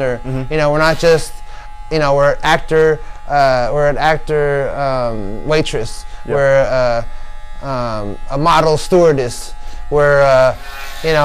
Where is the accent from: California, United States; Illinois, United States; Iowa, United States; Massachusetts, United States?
California, United States; La Habra; I grew up in La Habra at a place off a street called Pinehurst